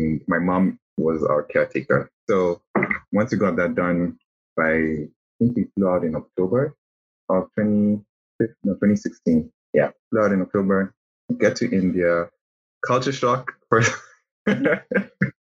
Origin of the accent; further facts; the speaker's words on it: Kenya; moved away as an adult; also born or lived in United States; we would rather come back home to Kenya, because I'm from Kenya originally.